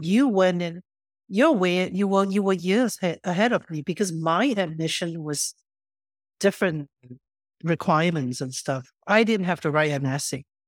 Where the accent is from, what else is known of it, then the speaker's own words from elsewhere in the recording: Singapore; moved away; I only know Cantonese because I grew up in Singapore, in Chinatown